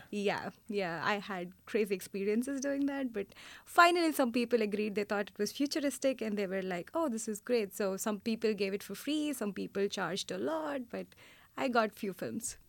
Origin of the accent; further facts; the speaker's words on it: India; now in New York City, United States; I'm originally from India